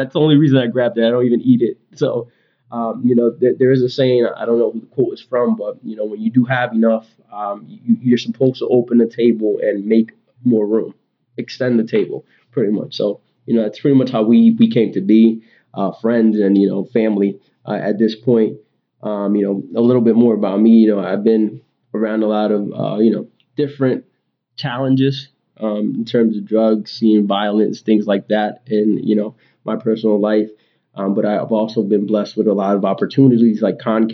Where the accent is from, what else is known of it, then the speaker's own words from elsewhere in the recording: Hartford, Connecticut, United States; also born or lived in Worcester, Massachusetts; I was born in Hartford, Connecticut, where I was raised